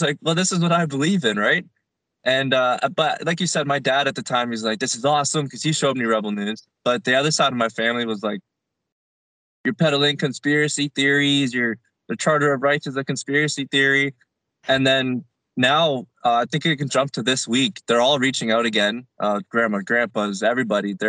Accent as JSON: {"language": "English", "town": "Bradford", "region": "Ontario", "country": "Canada", "tie": "born or raised there", "moved": "as an adult", "lives_now": "Calgary, Canada", "said": "my hometown of Bradford, Ontario"}